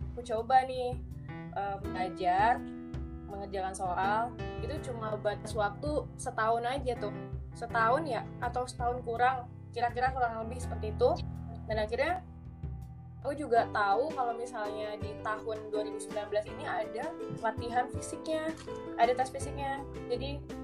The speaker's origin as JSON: {"language": "Indonesian", "town": "Dumai", "region": "Riau", "country": "Indonesia", "also_born_or_lived": "Yogyakarta", "moved": "yes", "said": "aku dari Dumai."}